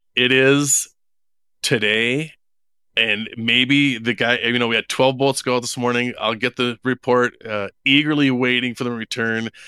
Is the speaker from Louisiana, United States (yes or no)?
no; Minneapolis, Minnesota, United States; moved away as an adult; also born or lived in Wisconsin / Jackson Hole, Wyoming; now in Idaho, United States; I was born and raised in Minneapolis, Minnesota.